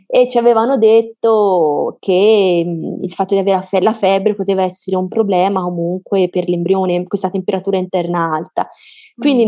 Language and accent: Italian; Florence, Tuscany, Italy; noi siamo di Firenze